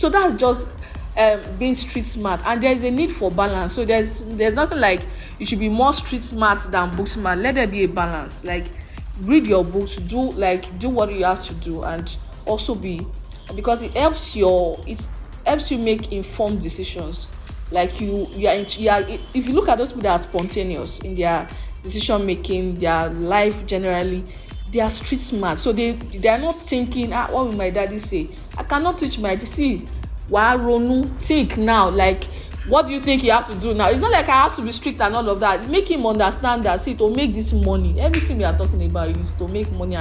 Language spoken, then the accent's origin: English; Lagos, Nigeria; I grew up in Lagos all my life, Lagos.